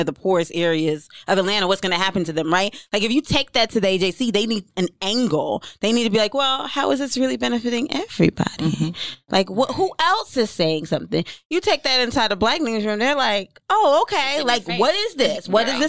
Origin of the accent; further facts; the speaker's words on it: Jamaica; And I'm Jamaican, so my mouth get real left